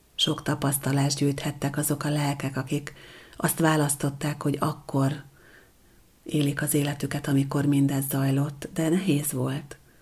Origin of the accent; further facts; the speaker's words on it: Hungary; Amikor én születtem 1974-ben